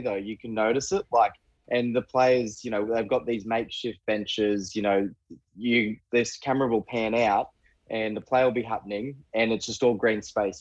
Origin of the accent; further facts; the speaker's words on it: Queensland, Australia; I'm from Queensland.